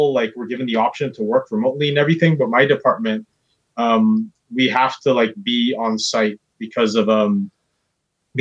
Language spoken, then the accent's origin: English; Surrey, British Columbia, Canada; also born or lived in Vancouver / Delta / Burnaby / New Westminster; I was born in Surrey, but I lived all over the place because my parents, they split up when I was only 8. So I lived in Surrey, Delta, Burnaby, New West. I lived in Kitsilano, East Van, Coquitlam